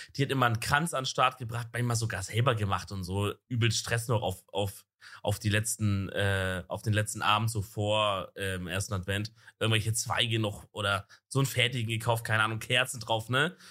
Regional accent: Southern Germany, Germany; wenn ich jetzt zum Beispiel im Süden wohne, so wo ich aufgewachsen bin

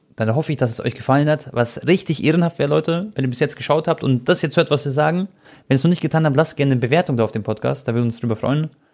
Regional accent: Croatia; ich bin ja Kroate

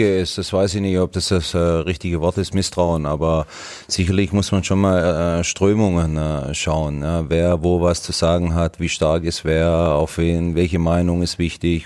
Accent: Swabia, Germany; Was bin ich Schwabe

